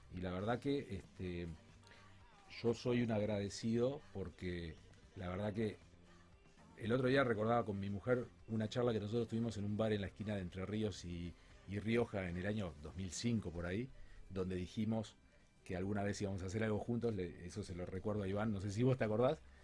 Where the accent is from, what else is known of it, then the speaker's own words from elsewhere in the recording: Uruguay; moved away as an adult; now in Rosario, Argentina; yo no, soy no soy rosarino, yo soy uruguayo, en realidad vivo en Rosario hace 18 años